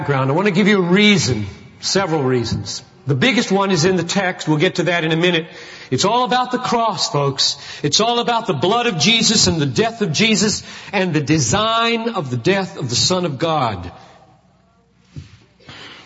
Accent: Greenville, South Carolina, United States; I grew up in Greenville, South Carolina.

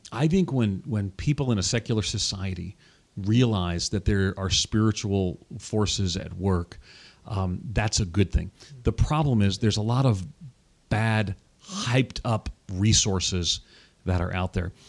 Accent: Long Island, New York, United States; now in Tennessee, United States; I'm from New York, Long Island, born and reared outside of New York City, but I live in Tennessee now

